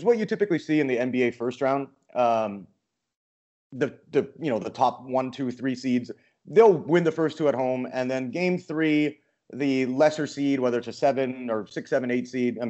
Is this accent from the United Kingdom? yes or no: no; Canada; I'm Canadian